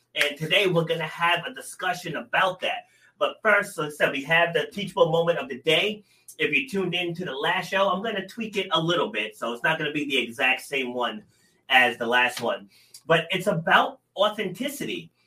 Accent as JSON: {"language": "English", "region": "Rhode Island", "country": "United States", "tie": "born or raised there", "said": "I'm from small town in Rhode Island, you know, my pa- parents lived on you know acre and a half"}